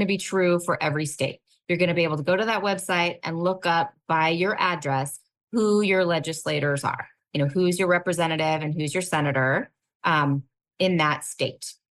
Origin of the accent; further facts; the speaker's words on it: California Bay Area, United States; I grew up in the California Bay Area